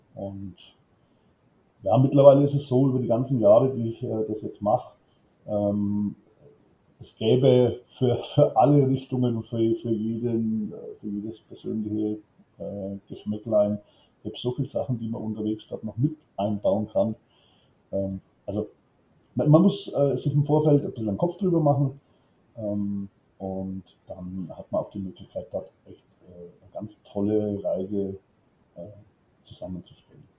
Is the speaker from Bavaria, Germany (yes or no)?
yes; Franconia, Bavaria, Germany; bin äh, aus Bayern oder wie die anderen sagen würden, aus Franken, ja, da legen wir viele bei uns ein bisschen Wert drauf, äh, sitze in der Nähe von Schweinfurt, um es genau zu sagen, in Coxheim